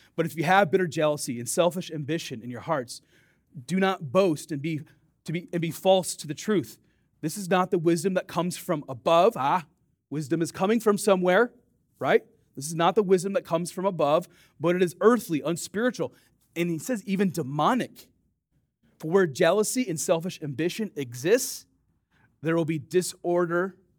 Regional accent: Dubuque, Iowa, United States; I grew up on the Mississippi River, right? Dubuque, Iowa.

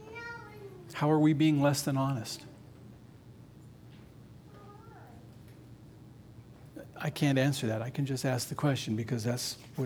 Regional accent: Nevada, United States; I grew up in Nevada

